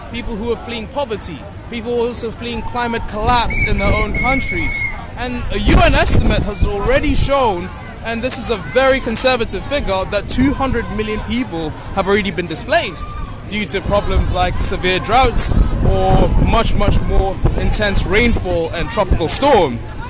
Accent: Kenya; moved away as an adult; now in Glasgow, United Kingdom; I'm from Kenya.

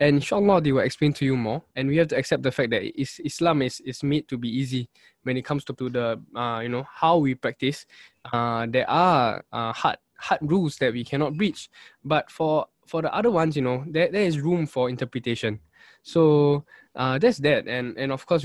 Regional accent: Singapore; Singaporean Muslims

